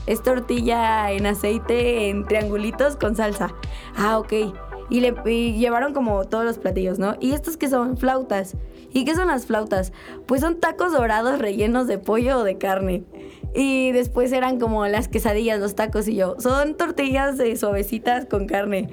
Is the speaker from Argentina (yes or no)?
no; Mexico